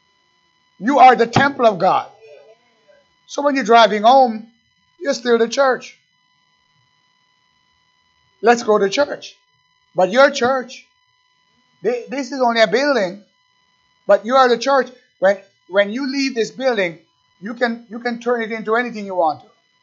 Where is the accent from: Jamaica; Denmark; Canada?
Jamaica; now in United States; I'm an American, but I was born in Jamaica